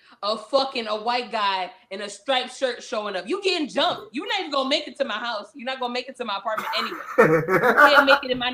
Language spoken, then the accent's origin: English; New York City, New York, United States; I grew up in Brooklyn